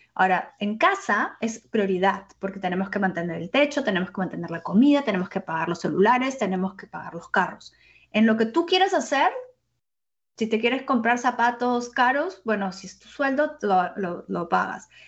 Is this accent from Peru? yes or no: yes; Peru; yo soy peruana